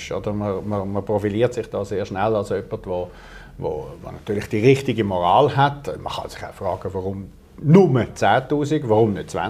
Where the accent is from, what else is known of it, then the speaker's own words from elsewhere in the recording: Switzerland; als Europäer und dann erst recht als Schweizer, sollte okay.